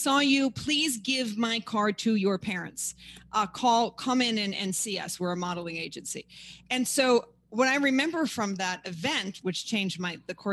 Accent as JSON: {"language": "English", "town": "New York City", "region": "New York", "country": "United States", "tie": "born or raised there", "also_born_or_lived": "Paris, France", "said": "I'm born and raised in Manhattan"}